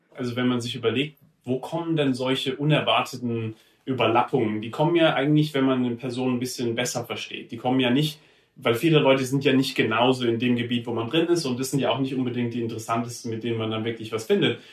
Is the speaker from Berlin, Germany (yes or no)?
no; Heidelberg, Baden-Württemberg, Germany; ich bin in Heidelberg aufgewachsen, im Süden